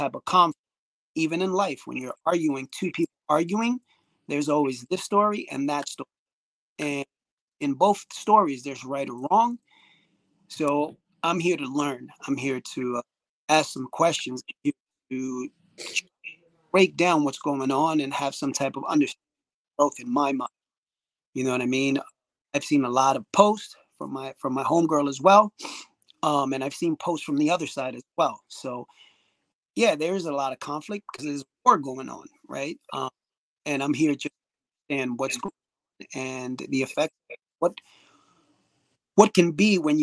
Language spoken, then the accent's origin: English; New York City, New York, United States; born or raised there